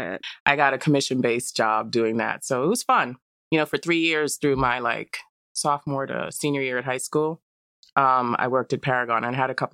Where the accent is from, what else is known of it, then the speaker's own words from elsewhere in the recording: New York City, New York, United States; I'm born and raised in Brooklyn. I grew up in East Flatbush.